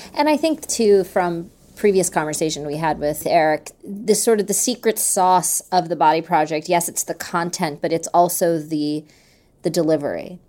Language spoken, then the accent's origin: English; New York City, New York, United States; I grew up in New York City